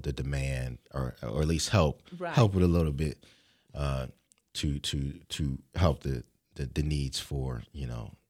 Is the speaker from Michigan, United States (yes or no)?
no; Philadelphia, Pennsylvania, United States; I'm from Philadelphia.